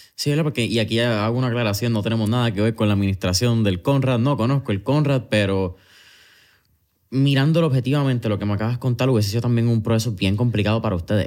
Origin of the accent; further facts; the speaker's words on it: Puerto Rico; nuestro paladar como boricua